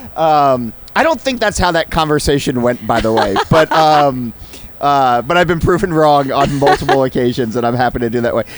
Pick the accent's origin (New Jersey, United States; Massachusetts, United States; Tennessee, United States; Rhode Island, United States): New Jersey, United States; living and, and growing up in New Jersey